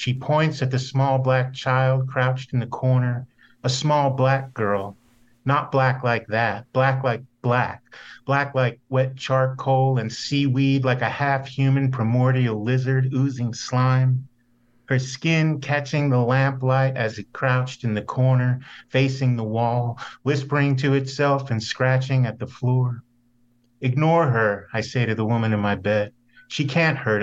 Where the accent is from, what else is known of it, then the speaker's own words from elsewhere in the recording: New Jersey, United States; moved away; I grew up in North Jersey, right outside of Manhattan